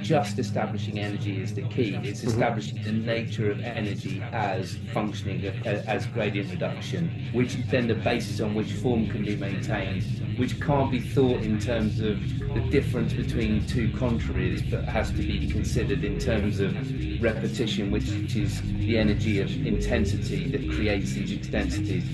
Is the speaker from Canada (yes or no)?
no; United Kingdom; as a British person when I go to America